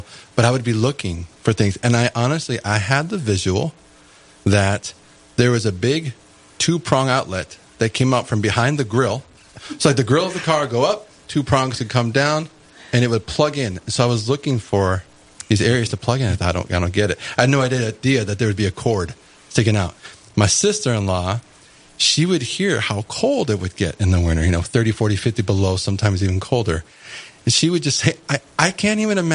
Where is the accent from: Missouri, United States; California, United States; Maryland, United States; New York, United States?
California, United States; moved away; also born or lived in Cincinnati / Minnesota; I'm from California originally